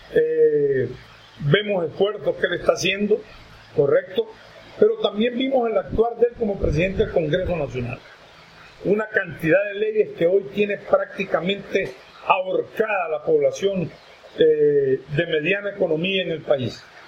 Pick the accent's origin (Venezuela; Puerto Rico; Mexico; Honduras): Honduras